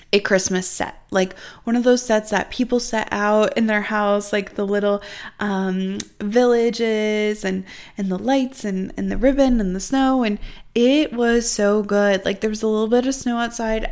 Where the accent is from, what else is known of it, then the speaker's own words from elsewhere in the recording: Midwest, United States; I'm really from the Midwest